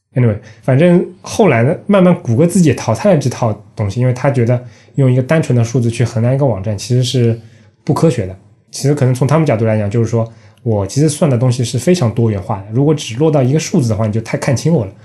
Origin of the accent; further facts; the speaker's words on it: China; 我们中国人